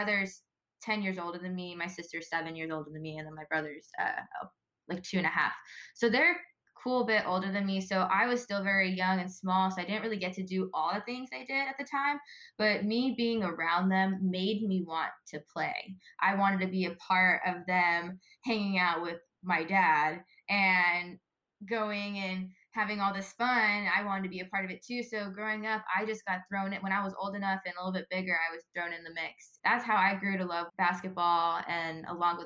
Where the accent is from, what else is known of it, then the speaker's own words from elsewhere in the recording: Ventura, California, United States; moved away as an adult; I loved growing up in Ventura